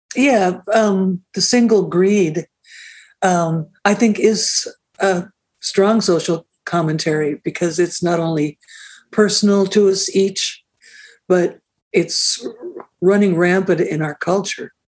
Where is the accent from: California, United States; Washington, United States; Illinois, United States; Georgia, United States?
Washington, United States; Seattle; moved away as an adult; also born or lived in Vancouver, Canada; I'm from Seattle